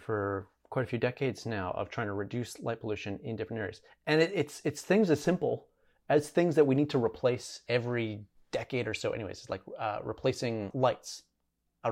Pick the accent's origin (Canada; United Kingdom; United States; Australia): Canada; Alberta; now in Montreal, Canada; I grew up in Alberta, and so we get forest fires quite common from British Columbia